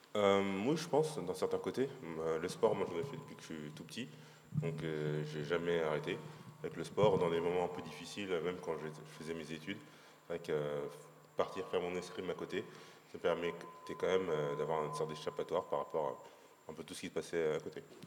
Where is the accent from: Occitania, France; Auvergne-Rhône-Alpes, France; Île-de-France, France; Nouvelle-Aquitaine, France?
Île-de-France, France; Paris; je suis parisien pur